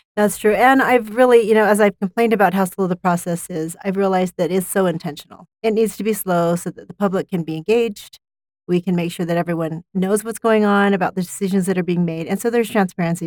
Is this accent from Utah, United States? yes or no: yes; Provo, Utah, United States; I grew up in West Provo